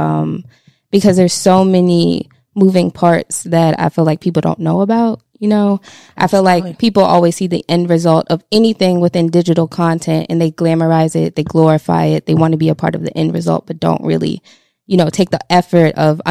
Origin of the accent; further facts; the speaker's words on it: Baltimore, Maryland, United States; I'm from Baltimore